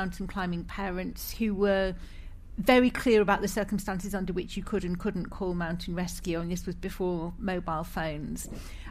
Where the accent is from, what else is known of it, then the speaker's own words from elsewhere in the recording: Scotland, United Kingdom; moved away; also born or lived in England / Ireland; I'm Scottish by birth